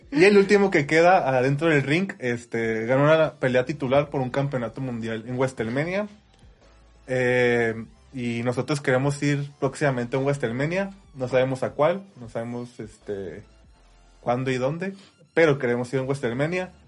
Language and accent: Spanish; Ciudad Juárez, Chihuahua, Mexico; somos de Ciudad Juárez, Chihuahua, eh, cerca de, Estados Unidos